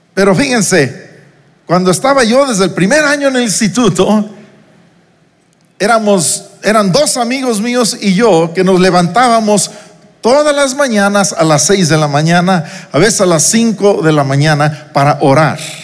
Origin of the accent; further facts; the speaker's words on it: Uruapan, Michoacán, Mexico; moved away as an adult; also born or lived in New York; Yo salí de Uruapan, Michoacán, donde crecí, donde pasé mi infancia.